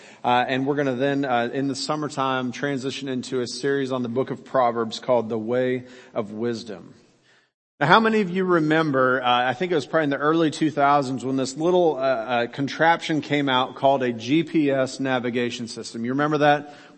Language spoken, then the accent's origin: English; Kansas, United States; moved away as an adult; also born or lived in Birmingham, Alabama; I lived at the time in Birmingham, Alabama. Now, you remember I grew up in Kansas